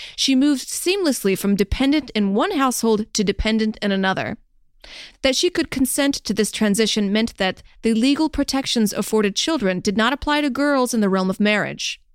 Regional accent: the South, United States; I'm from the South

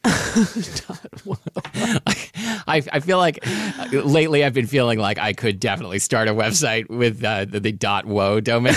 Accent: Portland, Oregon, United States; I absolutely grew up with dim sum, uh, in Portland, Oregon.

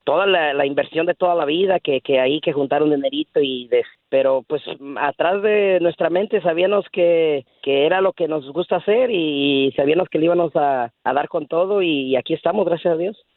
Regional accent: Guanajuato, Mexico; now in Dallas, United States; Somos de Guanajuato, México

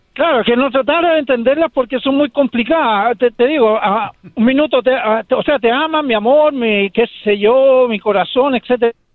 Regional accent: Chile; now in United States

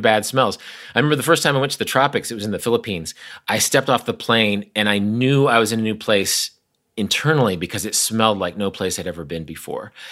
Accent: Kansas, United States; I'm from Kansas. My sister lives less than two miles from where I'm talking to you right now

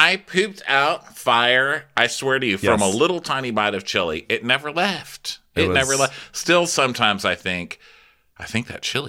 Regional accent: El Paso, Texas, United States; I'm from El Paso, Texas, okay? I know my chili.

